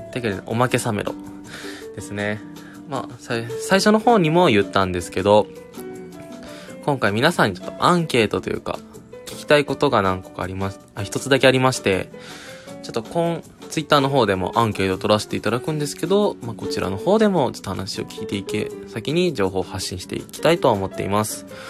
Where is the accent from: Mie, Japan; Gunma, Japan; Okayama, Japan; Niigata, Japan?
Okayama, Japan; 僕もね岡山出身